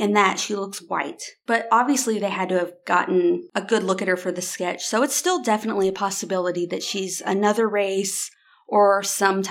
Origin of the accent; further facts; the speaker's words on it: Gassville, Arkansas, United States; I grew up in Gasville.